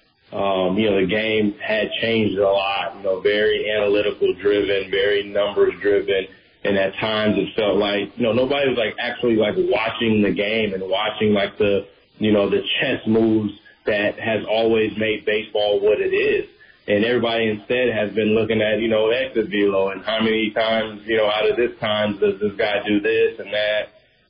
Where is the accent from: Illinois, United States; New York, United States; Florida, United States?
Florida, United States; Tampa; This is Tampa. This is my hometown team